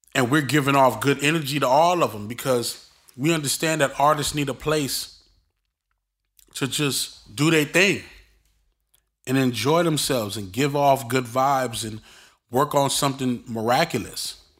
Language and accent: English; Brooklyn, New York, United States; me growing up in Brooklyn